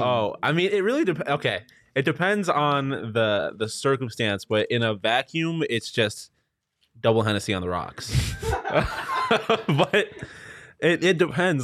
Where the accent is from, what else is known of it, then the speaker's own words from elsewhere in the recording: Buffalo, New York, United States; moved away; also born or lived in Syracuse, New York; I'm from Buffalo, so that's Western New York.